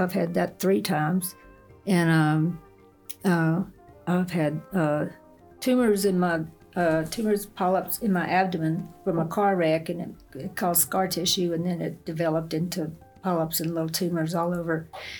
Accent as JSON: {"language": "English", "region": "Texas", "country": "United States", "tie": "born or raised there", "lives_now": "Ruidoso, United States", "said": "East Texas."}